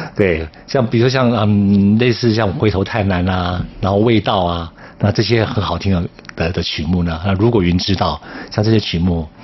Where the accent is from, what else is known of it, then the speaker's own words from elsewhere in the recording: Taiwan; 我也是在山上长大的